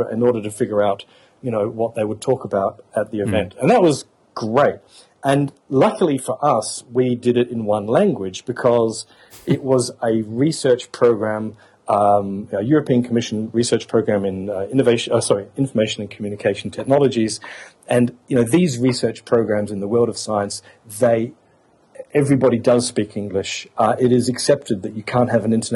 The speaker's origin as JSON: {"language": "English", "town": "Adelaide", "region": "South Australia", "country": "Australia", "tie": "born or raised there", "moved": "as an adult", "lives_now": "Brussels, Belgium", "said": "I'm an Australian. I didn't hardly heard a foreign language spoken as I grew up in Adelaide, South Australia"}